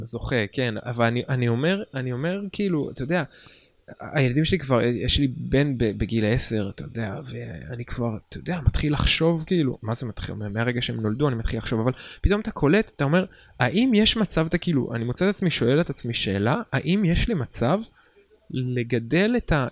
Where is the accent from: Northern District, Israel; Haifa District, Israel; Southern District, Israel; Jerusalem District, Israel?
Haifa District, Israel; Nesher; גדלתי בנשר